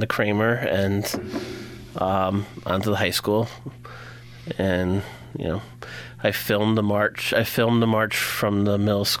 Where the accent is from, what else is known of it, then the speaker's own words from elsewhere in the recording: Willimantic, Connecticut, United States; been here my whole life, haven't left at all.